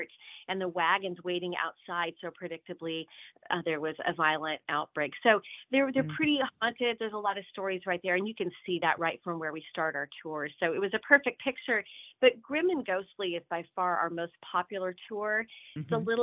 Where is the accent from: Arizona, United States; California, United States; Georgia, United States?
California, United States; Northern; moved away as an adult; also born or lived in Lake Tahoe area; now in Tennessee, United States; I was born in Northern California. We moved here from the Lake Tahoe area